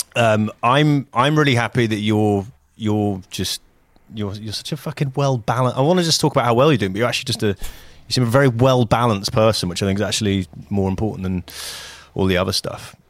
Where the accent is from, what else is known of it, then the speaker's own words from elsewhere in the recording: United Kingdom; moved away; as a Brit